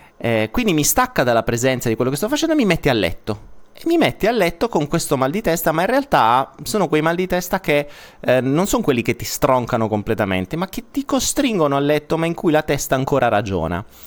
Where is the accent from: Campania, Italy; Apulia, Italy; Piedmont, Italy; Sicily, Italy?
Apulia, Italy; accent: Apulian; sono pugliese